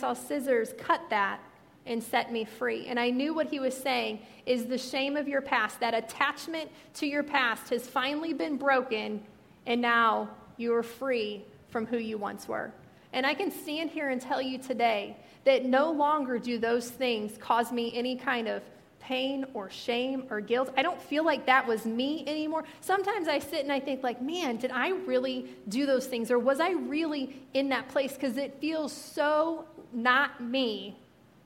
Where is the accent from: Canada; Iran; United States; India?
United States; Missouri; moved away; since I'm from Missouri, and all my family are from Missouri